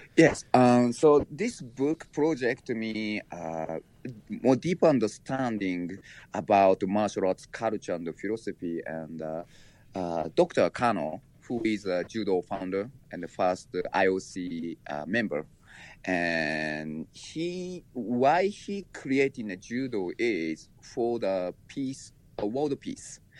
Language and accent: English; Japan; moved away; I was born in Japan and raised there